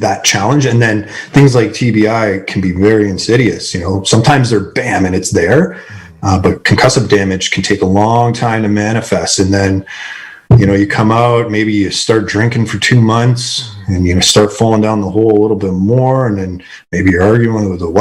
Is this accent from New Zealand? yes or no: no; Canada; I'm Canadian